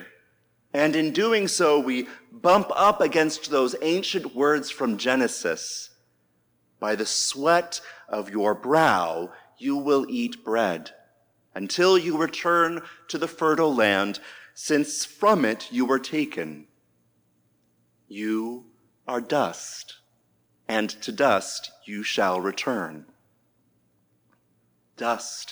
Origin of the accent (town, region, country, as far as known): United States